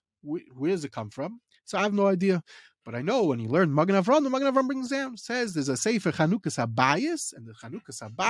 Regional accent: England, United Kingdom; I'm going to say it in English just because we're English people.

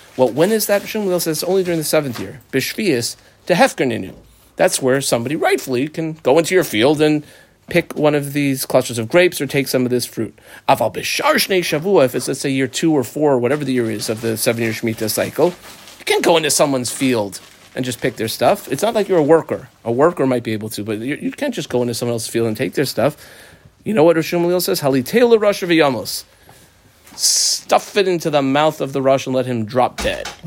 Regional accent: United States; growing up in America as a modern Orthodox kid

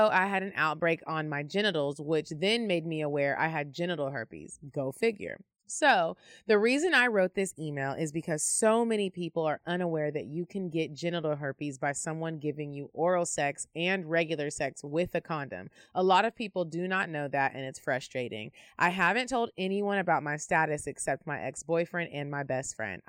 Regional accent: Arlington, Texas, United States; I'm from Arlington, Texas

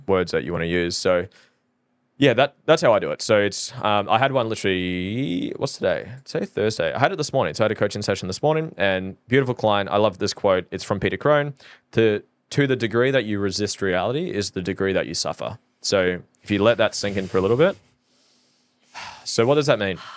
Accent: Norfolk Island; now in Australia; I'm from Norfolk Island

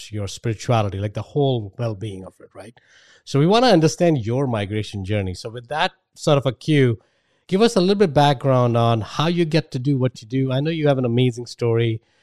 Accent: India; accent: Indian; my Indian accent

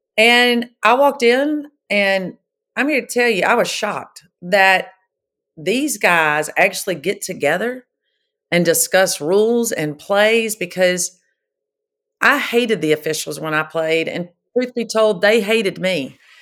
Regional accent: Pascagoula, Mississippi, United States; I was born and raised in Pascagoula, Mississippi

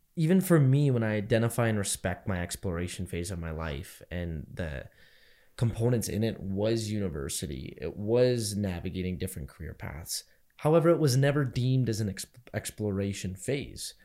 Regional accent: Canada; I'm just as Canadian as I am Indian. Probably more so Canadian than I'm Indian

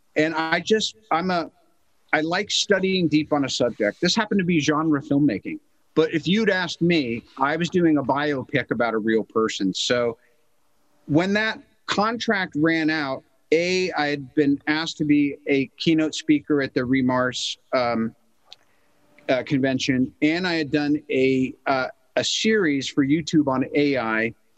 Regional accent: United States; As an American

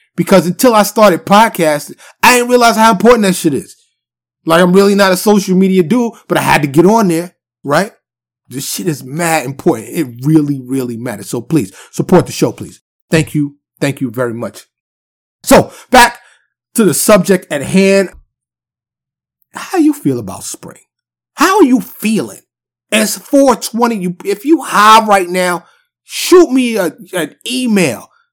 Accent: New York City, New York, United States; now in Texas, United States; born and raised in New York City, mostly Harlem and the Bronx

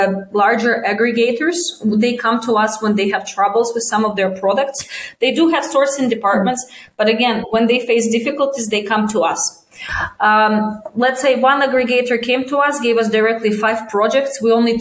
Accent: Russia; moved away as an adult; also born or lived in China; I'm from Russia. I haven't lived there in 17, 18 years

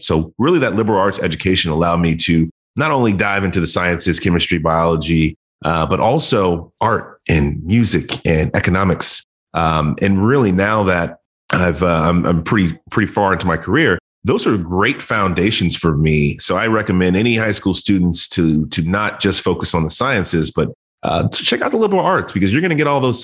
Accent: Dallas, Texas, United States; also born or lived in Dayton, Ohio; I grew up in Texas, spent the vast majority of my childhood in Dallas

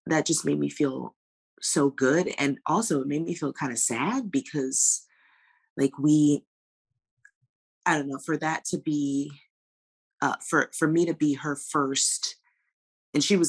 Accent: New York City, New York, United States; moved away as an adult; growing up in Jamaica, Queens

